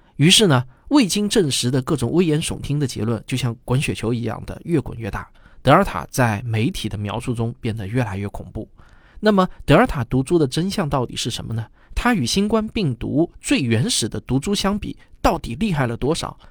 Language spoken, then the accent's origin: Chinese; China; 我们中国人显然还是更关心咱们国产疫苗的保护率